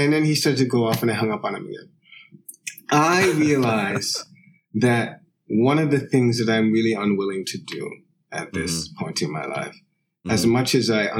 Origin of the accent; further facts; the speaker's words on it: New York, United States; also born or lived in London; my mother would often visit the house I grew up in. She lives in Jamaica, but she would often come back and visit to get various things and spend a little bit of time in New York.